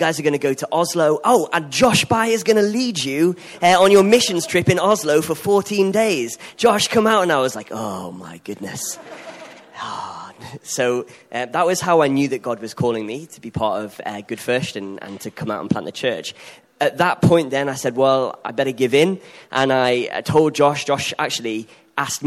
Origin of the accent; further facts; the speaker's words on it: Liverpool, North West England, United Kingdom; accent: Scouse; moved away as an adult; now in Sweden; I'm the Scouser, aforementioned. Yeah. I don't think I've got an accent